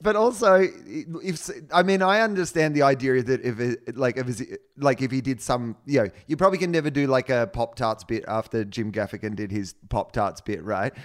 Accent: Australia; I'm an Australian

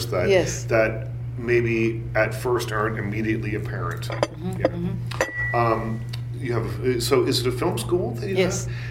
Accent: Eastern Canada, Canada; moved away; I grew up in Canada, but in a remote, but like the when I was born in east, way east and remote.

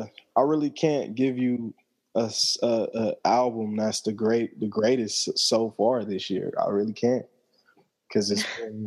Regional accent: Atlanta, Georgia, United States

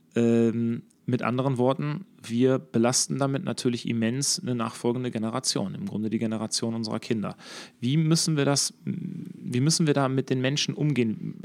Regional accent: Herne, North Rhine-Westphalia, Germany; bei uns in Herne

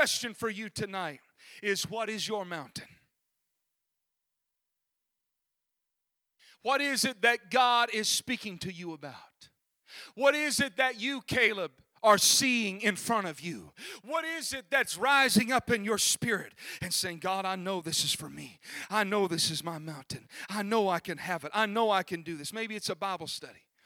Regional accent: Minnesota, United States; in Minnesota, my hometown

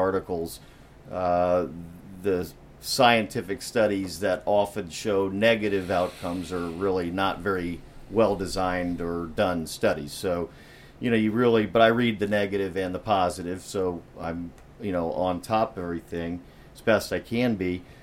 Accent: West Palm Beach, Florida, United States; I'm a native Floridian. I was born and raised in West Palm.

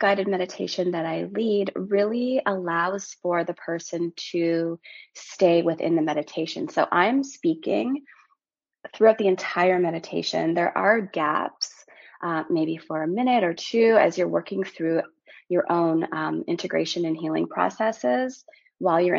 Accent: Timmins, Ontario, Canada; also born or lived in Porcupine, Ontario / Maple Ridge, British Columbia / Toronto, Ontario; I'm originally from Timmins, Ontario, which is a really small mining community in Northern Ontario. I grew up there until I was 12. And from there, I moved to British Columbia, a town called Maple Ridge

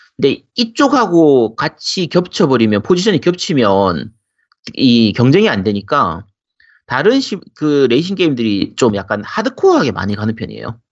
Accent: Busan, South Korea; moved away; also born or lived in Gyeongsang Province / Seoul; 원래 고향이 부산이고, 제가 40, 제가 40년 인생 중에서 한 25년 정도는 부산에서 살았어요.

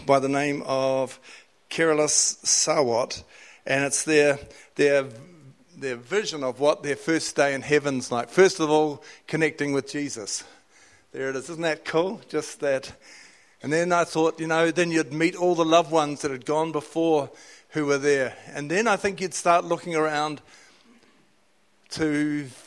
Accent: Whanganui, Manawatū-Whanganui, New Zealand; I was living in Whanganui, it's my hometown

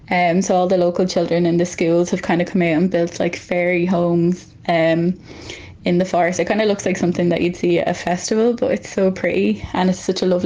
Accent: Longford, Leinster, Ireland; Um, I'm from Longford.

